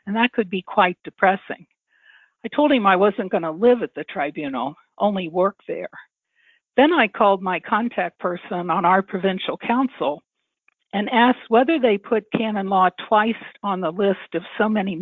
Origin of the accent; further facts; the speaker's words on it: Cincinnati, Ohio, United States; also born or lived in Toledo, Ohio / Ottawa, Canada; I was born in the Archdiocese of Cincinnati and did my initial teaching here